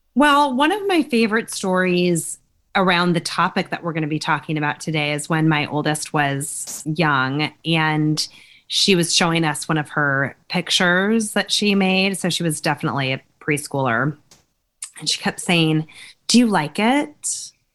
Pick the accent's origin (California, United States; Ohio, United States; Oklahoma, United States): California, United States; I grew up in California